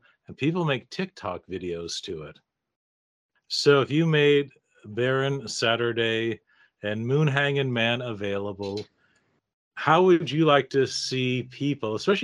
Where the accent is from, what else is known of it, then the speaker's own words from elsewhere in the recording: Seattle, Washington, United States; my hometown, Seattle